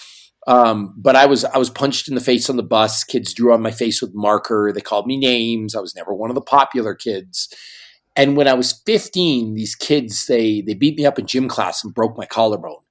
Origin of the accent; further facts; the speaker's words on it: Northern Canada, Canada; I grew up in a small town in northern Canada